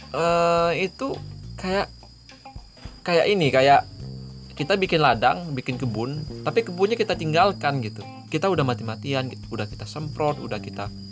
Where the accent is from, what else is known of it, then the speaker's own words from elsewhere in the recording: Jambi, Indonesia; ke Jambi gitu ke kota saya